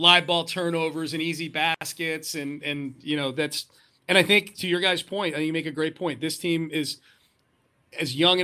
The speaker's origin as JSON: {"language": "English", "region": "Connecticut", "country": "United States", "tie": "born or raised there", "moved": "yes", "lives_now": "Houston, United States", "said": "I grew up in Connecticut. So that's like, geographically, that's my background. I grew up in the Northeast"}